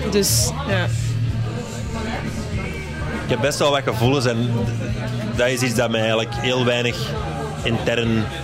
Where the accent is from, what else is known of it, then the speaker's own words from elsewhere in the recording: Flanders, Belgium; Eh, ja, ik ben Belg. Spijtig genoeg soms, maar ik ben Belg.